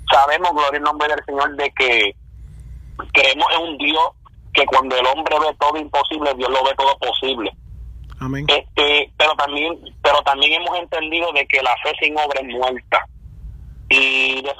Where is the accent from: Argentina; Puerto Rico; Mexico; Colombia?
Puerto Rico; central Puerto Rico; now in United States; somos de Puerto Rico, este, somos del centro del corazón de la isla, habituado Puerto Rico.